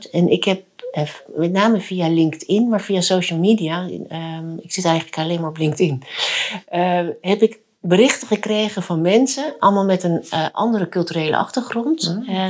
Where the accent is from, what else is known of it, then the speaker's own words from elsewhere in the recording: Friesland, Netherlands; also born or lived in South Korea; ik ben eh, geboren in Zuid-Korea. Ehm, en ik ben eh, geadopteerd in, eh, door een gezin of door twee ouders in, en naar Friesland verhuisd, een heel klein dorp.